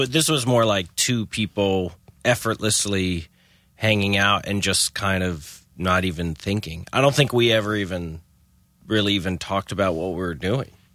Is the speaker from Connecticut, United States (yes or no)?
no; Chapel Hill, North Carolina, United States; I was a typical Chapel Hill kid